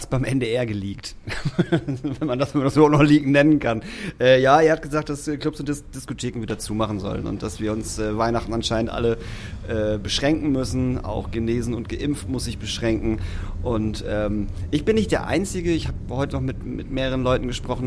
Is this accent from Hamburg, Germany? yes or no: yes; Hamburg, Germany; ich komme ja aus Barmbek